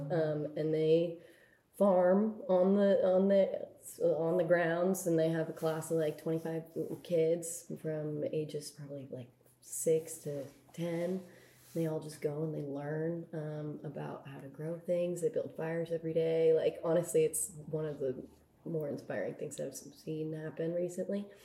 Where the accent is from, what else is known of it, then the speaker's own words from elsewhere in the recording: Bay Area, California, United States; I'm from the Bay Area